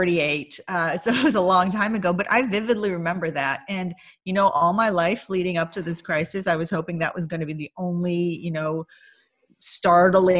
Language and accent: English; Indiana, United States; also born or lived in Iran; I grew up in Indiana